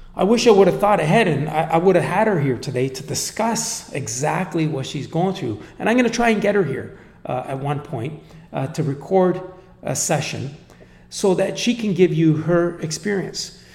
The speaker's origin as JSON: {"language": "English", "country": "Canada", "said": "I'm, I'm Canadian. I come from Canada."}